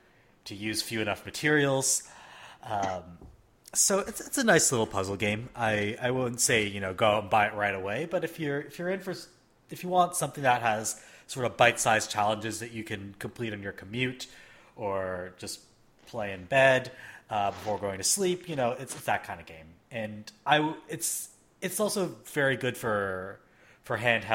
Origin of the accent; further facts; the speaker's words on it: Canada; I grew up in Canada